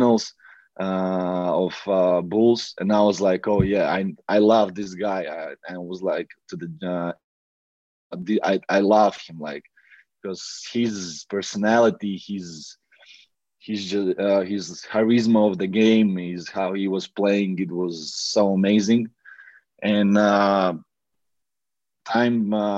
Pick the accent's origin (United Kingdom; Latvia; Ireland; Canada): Latvia; English is a second language; also born or lived in Riga; I was in Latvia in my hometown in my room